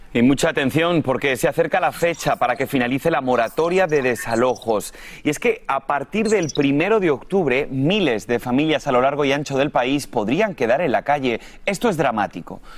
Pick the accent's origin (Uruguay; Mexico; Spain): Spain; moved away; tenemos una muy buena cocina también en mi país